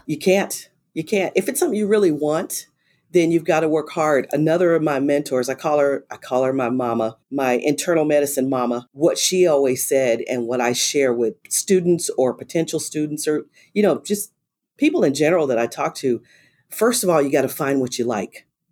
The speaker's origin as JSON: {"language": "English", "town": "Los Angeles", "region": "California", "country": "United States", "tie": "born or raised there", "moved": "yes", "lives_now": "Texas, United States", "said": "I grew up in South Central Los Angeles and went to inner city schools"}